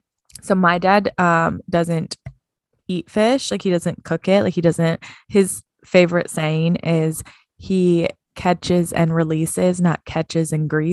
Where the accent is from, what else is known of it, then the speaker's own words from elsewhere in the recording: Midwest, United States; I'm from the Midwest. So those photos of those deer hanging upside down are all over my Facebook